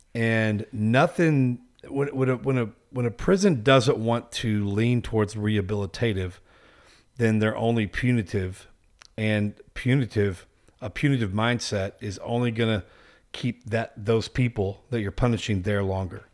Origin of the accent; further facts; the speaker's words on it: Texas, United States; I'm from Texas